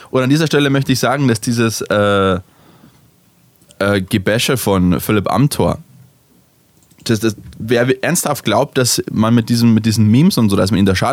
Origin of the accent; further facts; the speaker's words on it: Bavaria, Germany; wenn ich irgendwo bin in Österreich und sie mich fragen, wo ich her bin, und ich sage aus, aus Deutschland, aus, aus, Bayern, ja, in der Nähe von Braunau, so 15 Minuten mit dem Auto